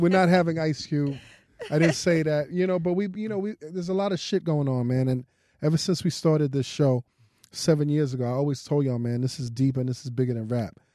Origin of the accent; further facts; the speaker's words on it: New York City, New York, United States; I'm from Brooklyn